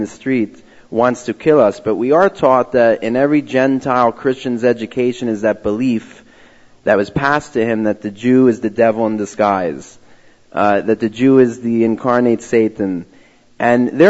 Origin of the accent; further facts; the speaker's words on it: Philadelphia, Pennsylvania, United States; moved away as an adult; now in Israel; I was born and raised in Philadelphia, Pennsylvania.